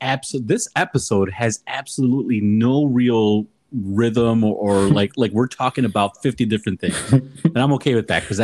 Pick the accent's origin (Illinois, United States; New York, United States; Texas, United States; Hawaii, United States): Illinois, United States; Chicago; my parents were born in Mexico, the motherland, and I was born in Chicago.